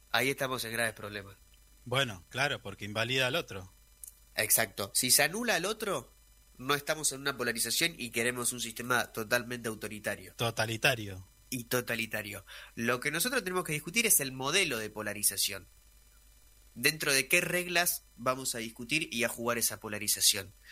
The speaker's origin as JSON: {"language": "Spanish", "country": "Argentina", "said": "creo que en Argentina estamos rumbo a un sistema de polarización"}